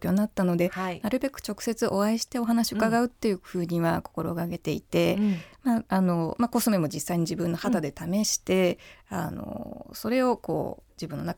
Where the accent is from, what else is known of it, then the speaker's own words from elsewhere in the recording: Miyakojima, Okinawa, Japan; だって沖縄出身ですから。